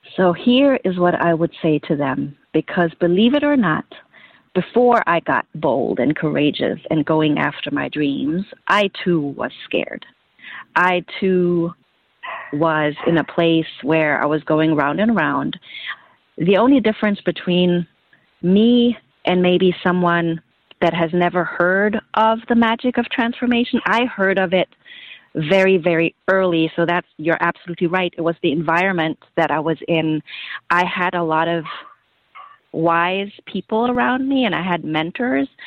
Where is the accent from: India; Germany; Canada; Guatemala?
Germany; moved away as an adult; now in United States; I grew up in Germany